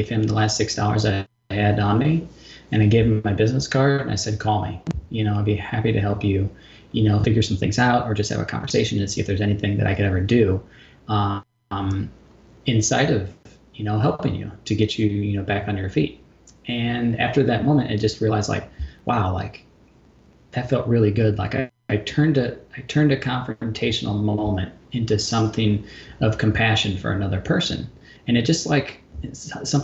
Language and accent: English; St. Louis, Missouri, United States; also born or lived in Portland, Oregon; now in Chicago, United States; my hometown, St. Louis, and then moved up to Chicago